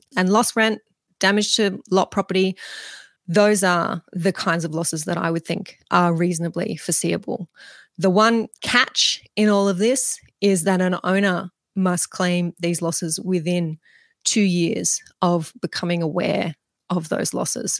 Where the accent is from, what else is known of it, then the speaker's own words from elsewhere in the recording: Mudgee, New South Wales, Australia; right here where I am in my hometown of Mudgee